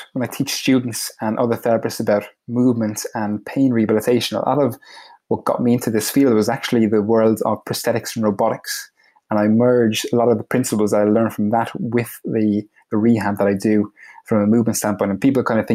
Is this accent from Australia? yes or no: no; Ireland; moved away as an adult; also born or lived in United States; I'm from Ireland and I'm living in Ireland currently. I actually moved back from the US a couple of years ago